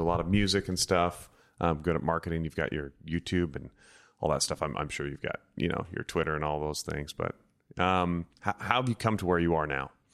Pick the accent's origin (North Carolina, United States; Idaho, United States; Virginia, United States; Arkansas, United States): Idaho, United States; I grew up in Idaho with just the three channels